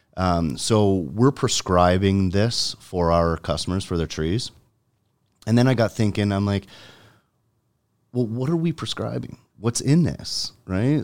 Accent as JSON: {"language": "English", "town": "Jordan", "region": "Ontario", "country": "Canada", "tie": "born or raised there", "said": "I grew up in Jordan"}